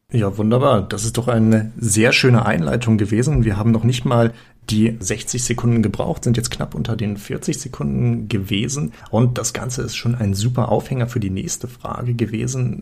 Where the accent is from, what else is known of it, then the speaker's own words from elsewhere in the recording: Schleswig-Holstein, Germany; now in Hanover, Germany; Ich komme ja aus dem Norden, aus der schönen Region von Hannover und ursprünglich aus Schleswig-Holstein.